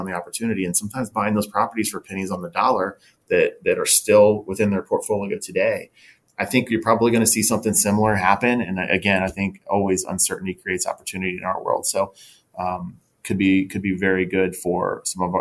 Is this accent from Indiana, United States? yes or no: no; Cincinnati, Ohio, United States; moved away as an adult; now in Austin, United States; Tim Norris and I, when we started the company, we're both from Cincinnati.